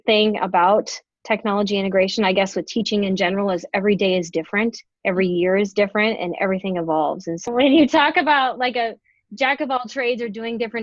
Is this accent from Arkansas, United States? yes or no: no; Grand Island, Nebraska, United States; also born or lived in Bellevue, Nebraska; I'm actually from Grand Island, and after high school, I went on to Nebraska Wesleyan